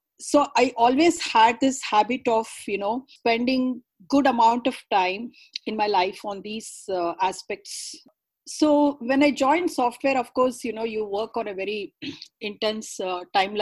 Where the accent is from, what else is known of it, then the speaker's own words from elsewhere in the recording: Karnataka, India; first language Kannada; English is a second language; I'm a South Indian girl, born and brought up in Karnataka, speaking Kannada as a mother tongue.